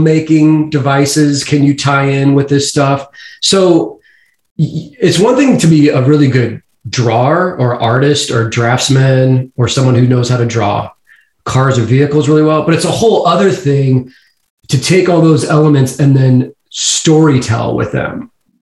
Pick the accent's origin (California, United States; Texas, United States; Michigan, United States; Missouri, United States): Missouri, United States; St. Louis; also born or lived in Kansas City; I grew up in St. Louis, and then I moved up to Kansas City when I was 18